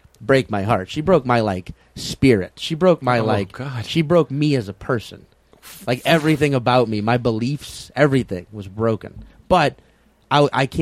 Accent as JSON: {"language": "English", "town": "New Orleans", "region": "Louisiana", "country": "United States", "tie": "born or raised there", "moved": "as an adult", "said": "it would be New Orleans. So, no, that's my hometown"}